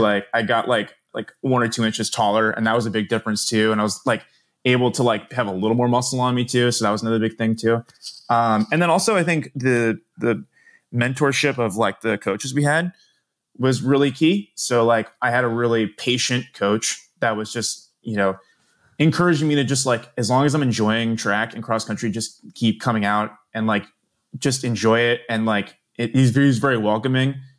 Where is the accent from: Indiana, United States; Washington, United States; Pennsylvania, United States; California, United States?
Pennsylvania, United States; Doylestown; I am, was originally from the northern burbs in a, eh, of Philly in a town called Doylestown